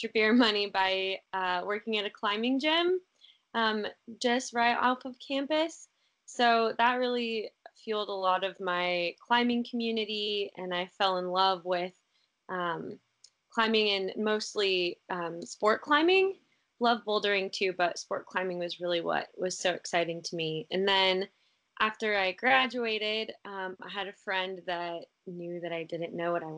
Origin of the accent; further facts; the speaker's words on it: Denver, Colorado, United States; moved away as an adult; now in Hood River, United States; I grew up in Denver, or in a suburb outside of Denver